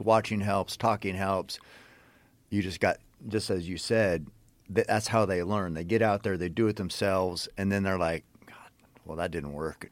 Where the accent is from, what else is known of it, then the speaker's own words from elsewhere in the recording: Western Oregon, United States; I grew up hunting in Western Oregon